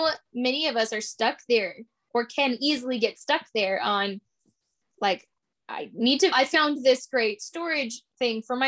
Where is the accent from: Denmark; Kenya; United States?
United States; Alaska; moved away; growing up in Alaska, we were home all the time.